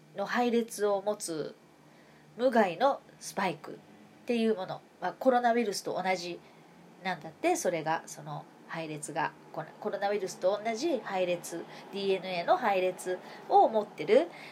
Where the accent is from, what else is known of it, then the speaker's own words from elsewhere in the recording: Kansai, Japan; moved away as an adult; now in Tokyo, Japan; 私は関西の人間だから住民票移してないんだ今母とは暮らしてるけどね一時的に母と今暮らしてるから